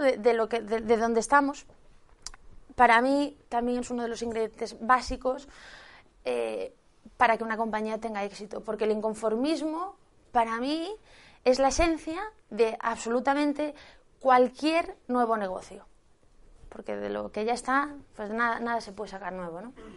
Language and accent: Spanish; Galicia, Spain; yo soy gallega, seguro que ya me lo habéis notado